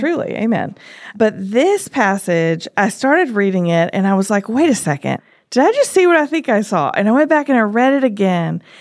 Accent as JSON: {"language": "English", "region": "Tennessee", "country": "United States", "said": "We are from Tennessee"}